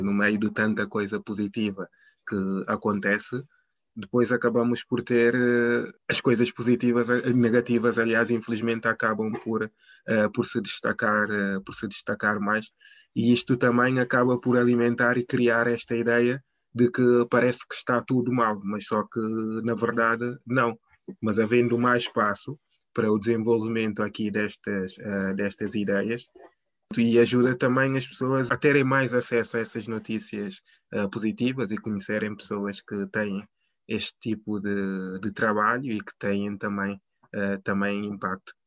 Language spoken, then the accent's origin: Portuguese; Guinea-Bissau; now in Lisbon, Portugal; sou, sou, sou guineense